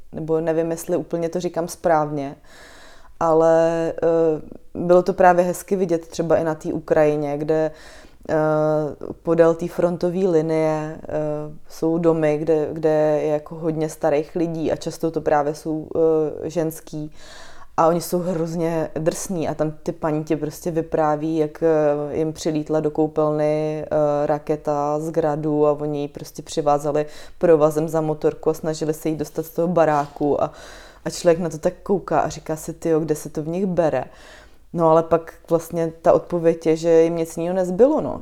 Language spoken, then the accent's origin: Czech; Chrudim, Pardubice Region, Czechia; now in Prague, Czechia; já pocházím z Chruděmi, což menší město je